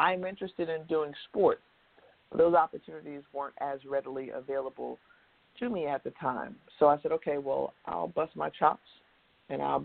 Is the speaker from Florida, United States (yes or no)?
yes; Tampa, Florida, United States; moved away; my hometown of Tampa